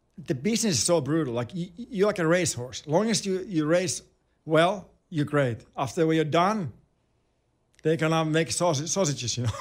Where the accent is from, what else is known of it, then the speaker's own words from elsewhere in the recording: Finland; English is a second language; moved away as an adult; also born or lived in Winnipeg, Canada / Anaheim, United States; growing up in Finland and playing for your club team in Finland